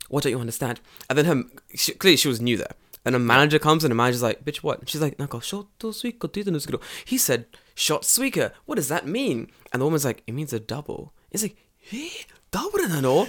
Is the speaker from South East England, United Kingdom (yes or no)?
no; London, United Kingdom; moved away as an adult; now in Japan; I grew up in London